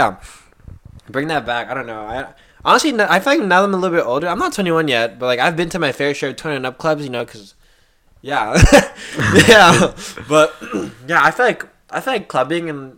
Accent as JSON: {"language": "English", "region": "Southern California", "country": "United States", "said": "we're from SoCal"}